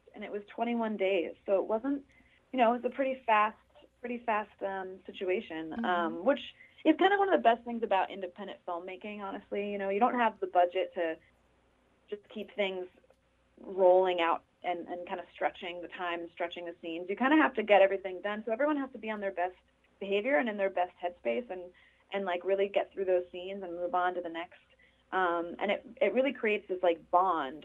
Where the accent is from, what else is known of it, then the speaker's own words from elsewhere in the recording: New Jersey, United States; moved away; also born or lived in Los Angeles / New York; I grew up in New Jersey